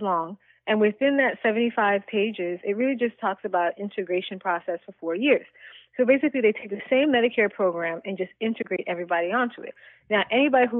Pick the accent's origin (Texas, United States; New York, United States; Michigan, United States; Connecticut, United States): New York, United States; now in Florida, United States; I'm originally from New York